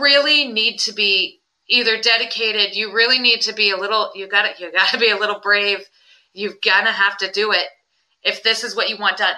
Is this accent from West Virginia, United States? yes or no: yes; Putnam, West Virginia, United States; I grew up in Putnam